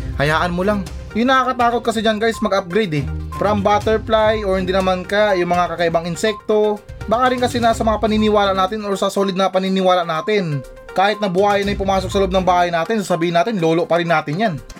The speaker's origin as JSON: {"language": "Tagalog", "country": "Philippines", "said": "sa atin ngayon sa Pilipinas"}